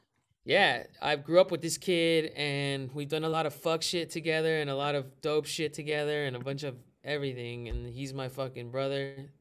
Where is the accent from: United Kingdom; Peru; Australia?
Peru; I'm from Peru